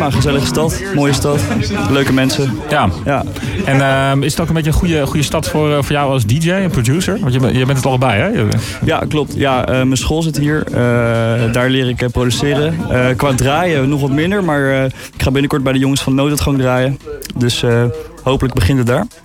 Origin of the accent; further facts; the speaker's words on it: Utrecht, Netherlands; now in Haarlem, Netherlands; uit de buurt van Utrecht. Klein dorpje ernaast. Maar ik woon een jaartje in Haarlem voor school.